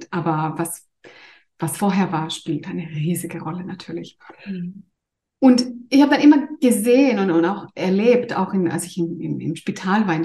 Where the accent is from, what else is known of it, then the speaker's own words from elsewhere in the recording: Greece; ich bin ursprünglich Griechin und arbeite eigentlich in Zürich als Kinderärztin.